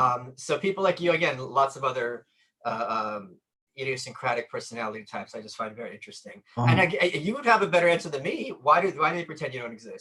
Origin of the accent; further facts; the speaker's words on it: Brooklyn, New York, United States; I'm from Brooklyn. I've lived here all my life